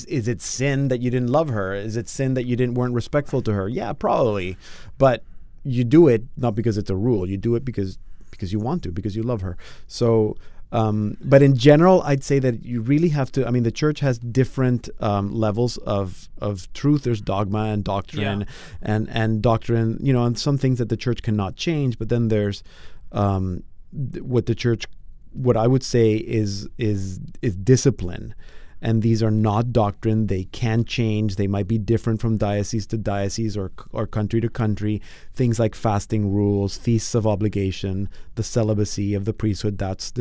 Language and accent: English; Panama; moved away; I grew up in Panama